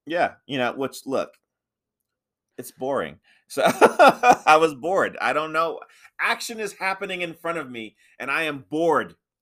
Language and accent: English; United States; I'm American